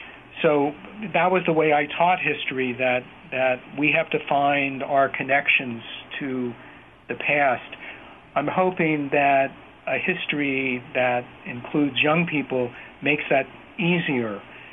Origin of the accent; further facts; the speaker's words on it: Bethlehem, Pennsylvania, United States; my hometown of Bethlehem, Pennsylvania